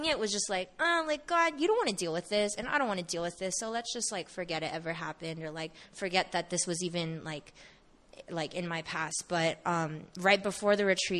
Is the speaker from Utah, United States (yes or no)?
no; Bay Area, California, United States; born or raised there; moved away as an adult; also born or lived in Seattle